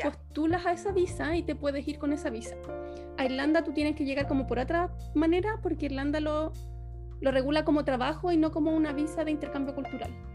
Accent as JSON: {"language": "Spanish", "town": "Angol", "region": "Araucanía", "country": "Chile", "also_born_or_lived": "Santiago, Chile", "moved": "as an adult", "lives_now": "Düsseldorf, Germany", "said": "Yo soy de Chile, soy, soy bioquímica, estudié en Santiago, pero yo soy de Angol, soy del sur de Chile"}